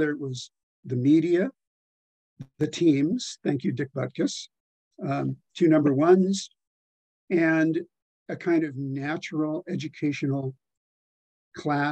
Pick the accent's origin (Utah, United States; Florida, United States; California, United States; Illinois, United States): California, United States; Long Beach; Growing up in Long Beach